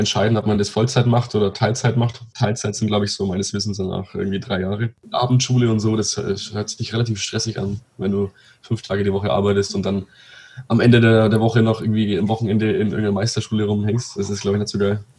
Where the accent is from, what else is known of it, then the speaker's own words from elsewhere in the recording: Pegnitz, Bavaria, Germany; bei uns in Pegnitz